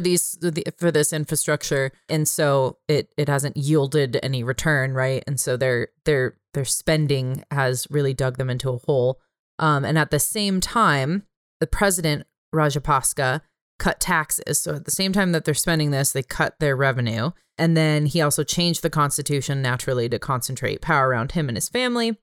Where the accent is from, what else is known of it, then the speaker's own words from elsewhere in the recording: California, United States; moved away; I'm a Californian